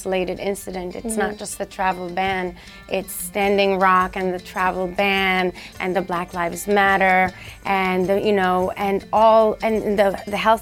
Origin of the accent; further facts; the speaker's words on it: Sudan; moved away; it says on my passport that I was born in Sudan